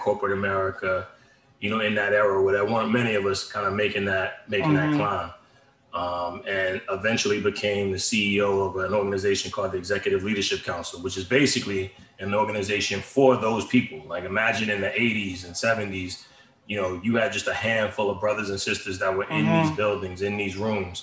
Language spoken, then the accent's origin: English; central New Jersey, United States; also born or lived in Philadelphia, Pennsylvania; I grew up in Jersey, you know, central New Jersey, but also have real deep ties to Philly